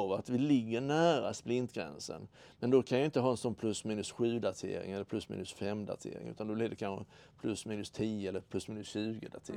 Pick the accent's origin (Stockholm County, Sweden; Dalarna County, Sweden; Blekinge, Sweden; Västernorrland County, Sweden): Blekinge, Sweden; Karlshamn; där jag växte upp hos mor och far